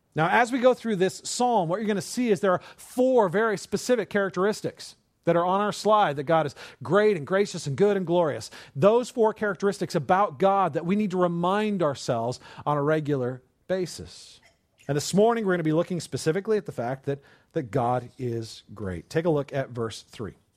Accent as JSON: {"language": "English", "region": "California", "country": "United States", "tie": "born or raised there", "said": "I grew up in California."}